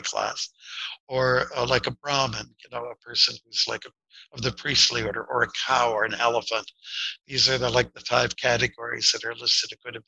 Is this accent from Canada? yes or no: yes; Windsor, Ontario, Canada; I was born and raised near Detroit on the Canadian side, and Detroit was going through it was not the summer of love, it was a summer of contempt